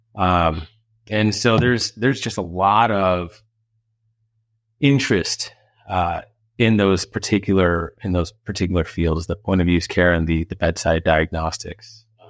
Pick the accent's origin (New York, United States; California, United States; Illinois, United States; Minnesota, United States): Illinois, United States; back in my hometown in Illinois